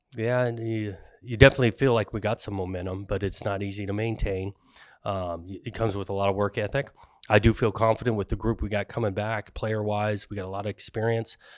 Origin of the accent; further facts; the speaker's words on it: Southern California, United States; I grew up in Southern California going to games, uh, in, when I was young at U C L A and S C